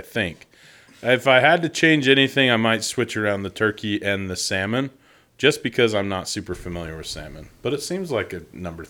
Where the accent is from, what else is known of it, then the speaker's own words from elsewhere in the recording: Idaho, United States; I grew up in Idaho